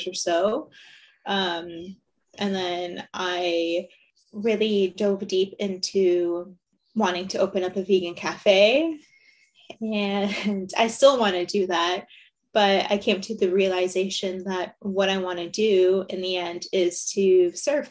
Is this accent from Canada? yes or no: yes; Windsor, Ontario, Canada; born and raised in Windsor.